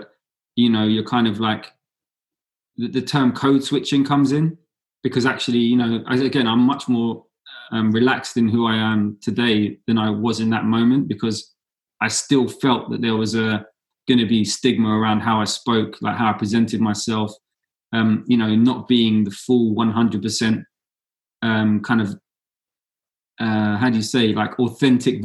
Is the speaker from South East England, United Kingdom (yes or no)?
no; London, United Kingdom; I went into university studying in London in my hometown